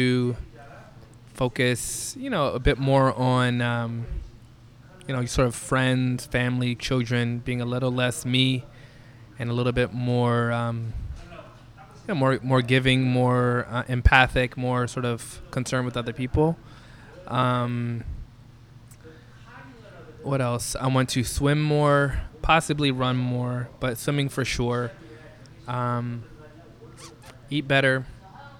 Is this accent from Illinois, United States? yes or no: yes; Chicago, Illinois, United States; born and raised in Chicago